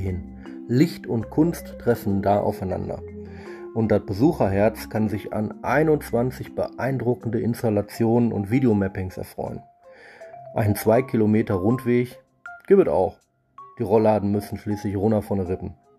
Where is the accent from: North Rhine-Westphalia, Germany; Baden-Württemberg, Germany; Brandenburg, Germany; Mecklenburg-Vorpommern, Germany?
North Rhine-Westphalia, Germany; Ruhr area; Sonntag ist bei uns im Pott immer Familientag